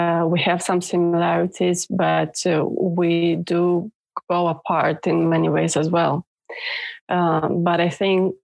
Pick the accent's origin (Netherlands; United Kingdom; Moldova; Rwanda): Moldova; now in Norway; I'm not born in Norway, so I'm originally from Moldova, which was ex-USSR country.